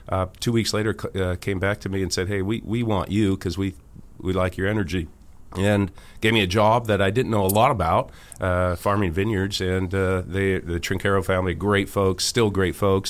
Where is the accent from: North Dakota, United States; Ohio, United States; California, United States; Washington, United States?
California, United States; Healdsburg; moved away as an adult; I'm from Hillsburg, California, Sonoma County, and was there for, I moved out in 1985